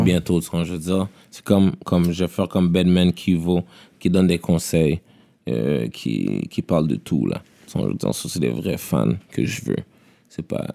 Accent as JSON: {"language": "French", "town": "Montreal", "region": "Quebec", "country": "Canada", "said": "Je viens de Québec, là. Je viens de Montréal"}